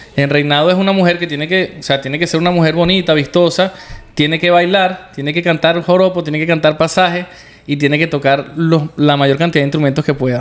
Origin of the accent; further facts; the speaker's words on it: Venezuela; moved away; nuestra Venezuela